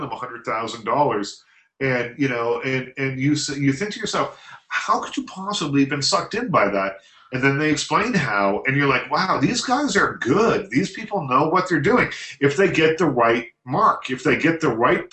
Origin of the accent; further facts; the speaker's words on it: South Shore, Nova Scotia, Canada; the South Shore, which is a strip of this of Nova Scotia about this big where I'm from.